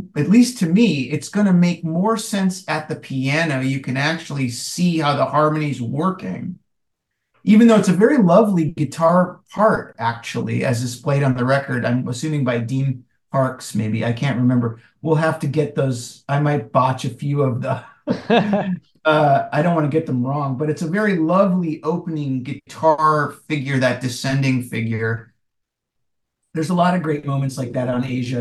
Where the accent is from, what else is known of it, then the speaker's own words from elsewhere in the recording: rural Wisconsin, United States; I'm from Wisconsin and from a pretty rural part of Wisconsin, uh, and that's where I grew up